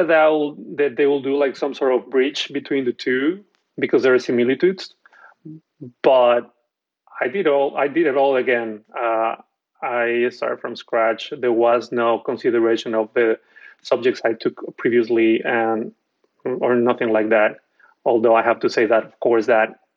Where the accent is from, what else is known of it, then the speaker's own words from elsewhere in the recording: Mexico; moved away as an adult; now in New York, United States; I'm from Mexico